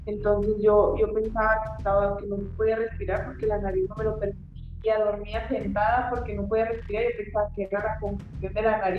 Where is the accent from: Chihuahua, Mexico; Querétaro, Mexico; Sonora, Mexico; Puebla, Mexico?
Chihuahua, Mexico; somos chihuahuenses y, y somos peleadoras femeninas.